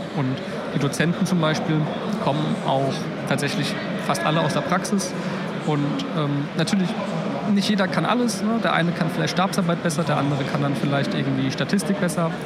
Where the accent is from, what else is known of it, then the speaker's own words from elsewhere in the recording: Mainz, Rhineland-Palatinate, Germany; now in Potsdam, Germany; bin aber eigentlich gebürtiger Mainzer